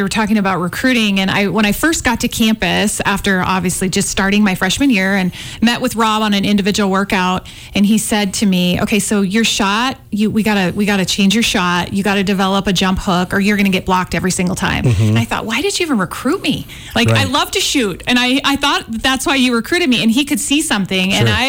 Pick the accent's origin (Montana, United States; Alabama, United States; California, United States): Montana, United States; Great Falls; So I'm from Christmas down the road, Great Falls. Really proud of those Montana roots.